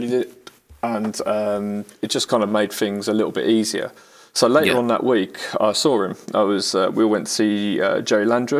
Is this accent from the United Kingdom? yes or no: yes; United Kingdom; We're British.